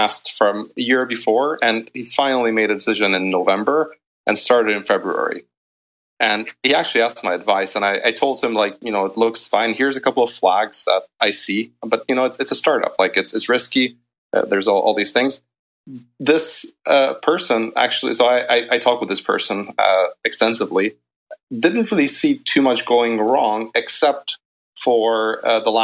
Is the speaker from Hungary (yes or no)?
yes; Hungary; moved away as an adult; also born or lived in United Kingdom; I'm actually originally from Hungary